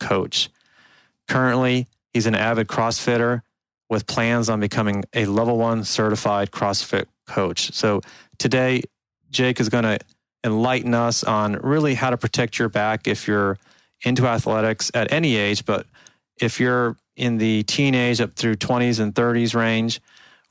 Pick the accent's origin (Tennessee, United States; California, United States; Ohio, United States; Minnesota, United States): Ohio, United States; Cincinnati; Growing up in Cincinnati, Ohio, I played a ton of basketball.